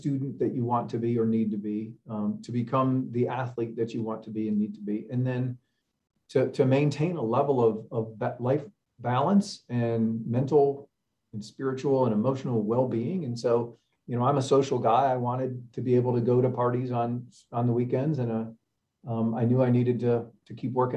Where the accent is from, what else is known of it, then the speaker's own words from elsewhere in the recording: Cleveland, Ohio, United States; growing up in Cleveland